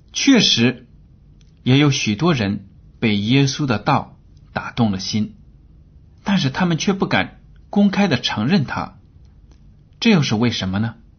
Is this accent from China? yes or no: yes; China; 我们汉语里啊有很多的俗语，都表明了我们中国人在整体上习惯于随大流。